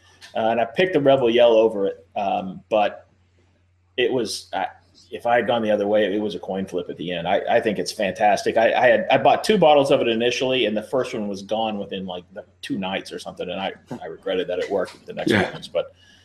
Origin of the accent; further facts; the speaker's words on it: Louisville, Kentucky, United States; I grew up here in Louisville, Kentucky.